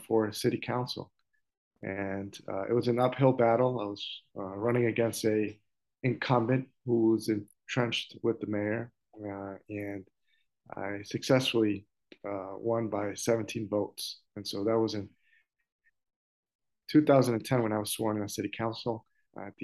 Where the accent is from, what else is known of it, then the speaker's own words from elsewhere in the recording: Central Falls, Rhode Island, United States; also born or lived in Providence, Rhode Island; I was born in Providence, so as my siblings. And we chose Central Falls as our home.